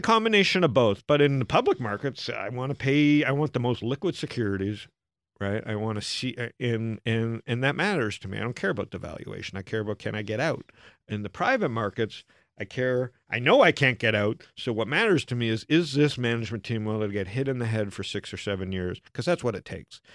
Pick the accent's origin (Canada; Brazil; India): Canada; also born or lived in Arizona, United States; now in United States; a Canadian in America